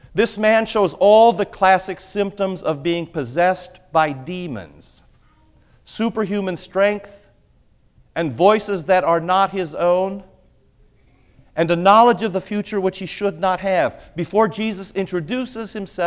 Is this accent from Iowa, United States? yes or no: yes; Iowa, United States; I grew up in Iowa, and in Iowa there are more pigs than people.